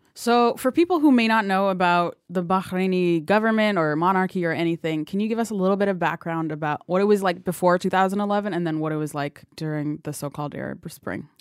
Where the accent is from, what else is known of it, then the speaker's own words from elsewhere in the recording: Ethiopia; now in United States; I grew up in Ethiopia. Well, I was born in Ethiopia and I moved to America